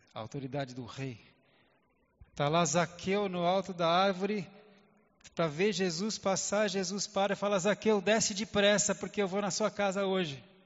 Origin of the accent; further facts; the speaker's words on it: Brazil; eu nasci no Brasil, sou brasileiro